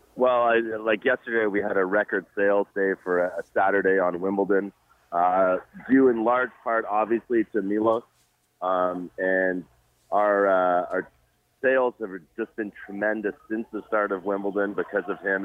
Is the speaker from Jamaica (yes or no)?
yes; Jamaica; now in Toronto, Canada; I'm Jamaican born, and uh, I go back to Jamaica very often.